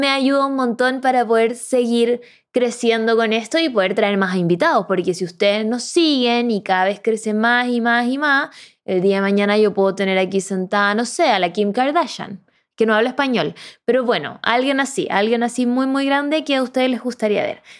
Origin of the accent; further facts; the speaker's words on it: Córdoba, Argentina; Yo soy de Córdoba y les doy la bienvenida a este podcast